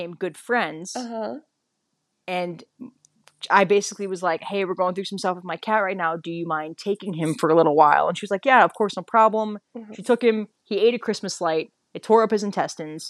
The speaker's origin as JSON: {"language": "English", "region": "Midwest", "country": "United States", "said": "I'm from the Midwest"}